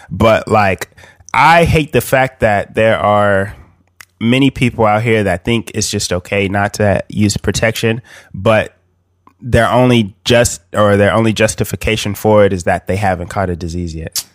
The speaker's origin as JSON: {"language": "English", "town": "Bakersfield", "region": "California", "country": "United States", "said": "I'm from Bakersfield, California"}